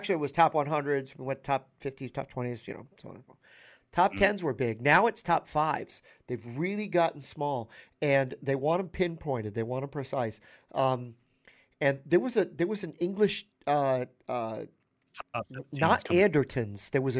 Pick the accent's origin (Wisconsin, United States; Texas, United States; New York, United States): New York, United States; remember, I'm from New York, he's from Jersey, and there's that.